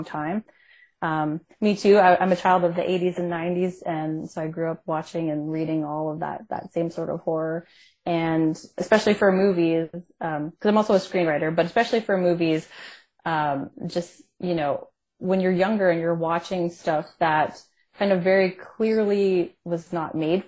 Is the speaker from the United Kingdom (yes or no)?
no; Canada; I'm Canadian